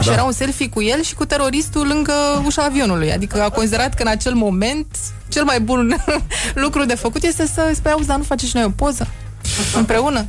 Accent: Bucharest, Romania; also born or lived in Bukovina / Transylvania; eu sunt din București

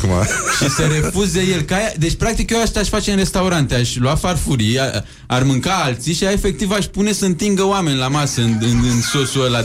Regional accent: Craiova, Dolj, Romania; sunt totuși din Craiova, nu din Vaslui.

